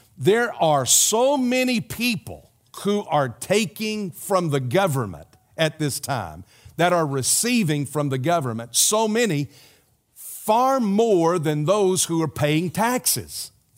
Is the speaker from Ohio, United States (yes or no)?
no; South Carolina, United States; moved away; my home state, South Carolina